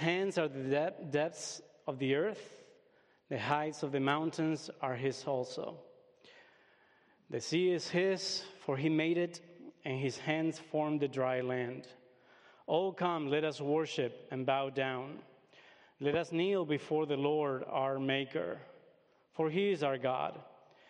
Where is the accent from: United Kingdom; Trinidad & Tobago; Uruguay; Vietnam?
Uruguay; English is a second language; moved away as an adult; also born or lived in United States; I was born and raised in Uruguay. At the age of 20, I had the opportunity to come and study here in the States